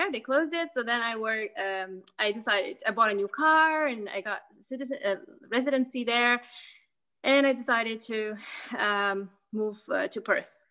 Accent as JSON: {"language": "English", "country": "Lithuania", "tie": "born there", "second_language": "English", "said": "when i was I was born in Lithuania."}